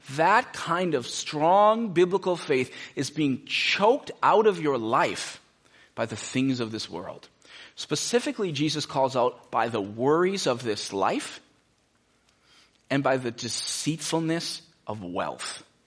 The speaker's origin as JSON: {"language": "English", "country": "United States", "said": "most of us as American Christians"}